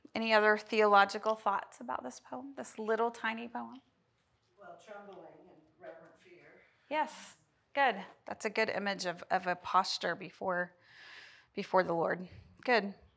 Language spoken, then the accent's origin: English; Oklahoma, United States; We're from Oklahoma